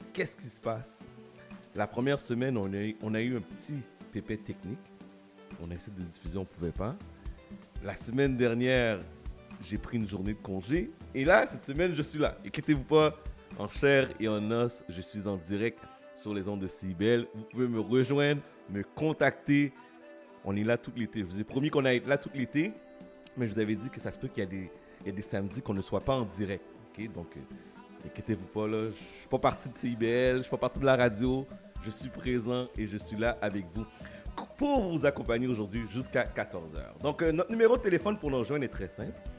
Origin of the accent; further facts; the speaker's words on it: Haiti; je suis haïtien